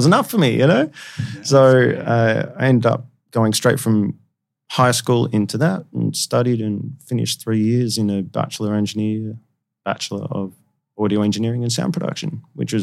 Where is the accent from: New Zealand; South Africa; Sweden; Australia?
Australia; Melbourne, Victoria; growing up in Australia, just older brother, two parents